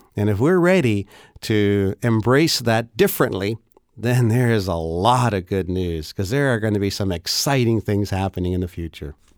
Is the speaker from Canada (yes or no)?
yes; Canada; as a Canadian